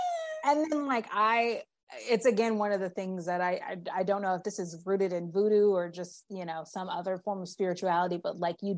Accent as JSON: {"language": "English", "region": "Texas", "country": "United States", "tie": "born or raised there", "said": "I grew up in Texas, and most of my mom's family still lived in New Orleans at the time and in the Louisiana area. So I have a lot of Southern, really, really the deep Southern roots."}